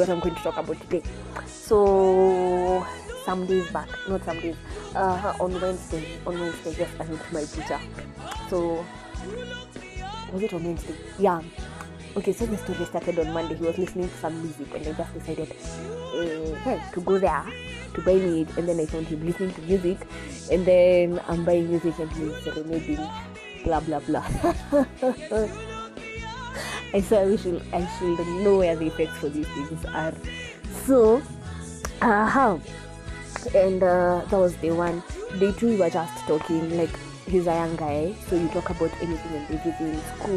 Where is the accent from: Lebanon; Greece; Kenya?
Kenya; I'm Kenyan